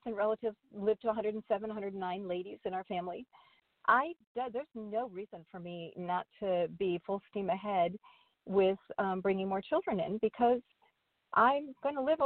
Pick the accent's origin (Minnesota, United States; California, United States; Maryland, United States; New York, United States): Minnesota, United States; I was born in Minnesota